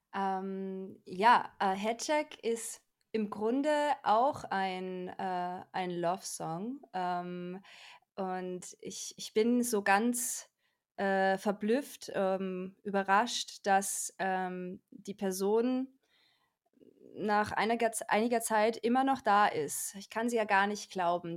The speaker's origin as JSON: {"language": "German", "country": "Austria", "also_born_or_lived": "Salzburg", "moved": "as an adult", "lives_now": "Cologne, Germany", "said": "Ich komme ursprünglich aus Österreich"}